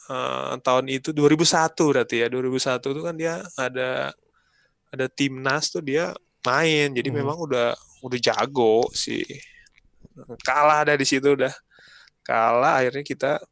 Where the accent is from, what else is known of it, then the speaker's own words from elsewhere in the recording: Manado, North Sulawesi, Indonesia; also born or lived in Sukabumi / Jakarta; dulu dari Manado